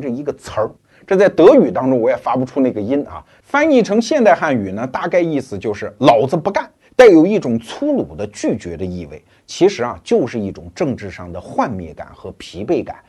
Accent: China; 过去几十年，我们中国人对对外开放这个概念非常熟悉

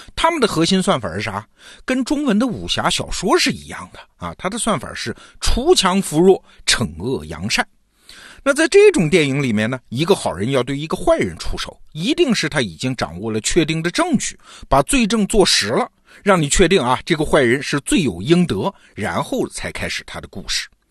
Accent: China; 我们中国人

